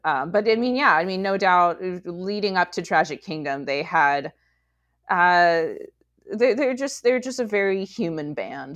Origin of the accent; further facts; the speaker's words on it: Rancho Cucamonga, California, United States; I grew up in Rancho Cucamonga